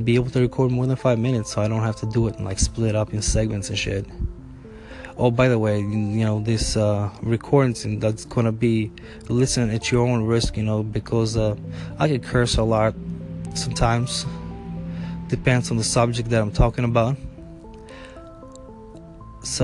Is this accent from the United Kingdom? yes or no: no; Albania; now in United States; growing up in Albania